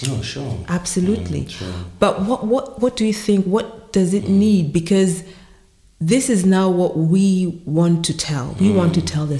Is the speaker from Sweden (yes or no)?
no; Uganda; in Uganda, we have bark cloth